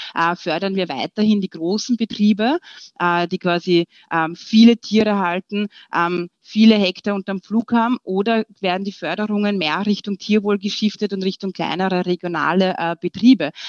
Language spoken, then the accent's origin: German; Austria; wir sind ja bekannt als äh, Österreicher